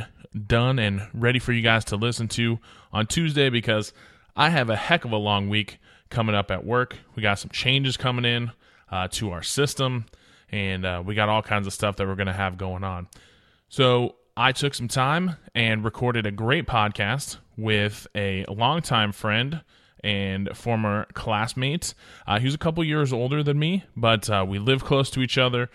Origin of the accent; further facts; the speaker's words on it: Oregon, United States; when we were growing up in Oregon.